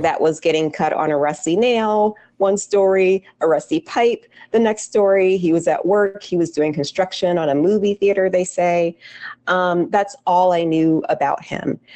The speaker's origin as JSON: {"language": "English", "region": "New Jersey", "country": "United States", "tie": "born or raised there", "said": "since I was a little girl growing up in Jersey"}